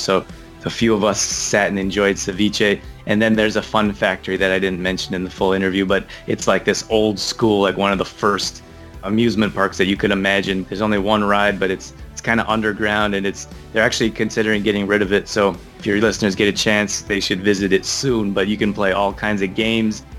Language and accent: English; Canada; moved away; also born or lived in Midwest, United States; I grew up in Canada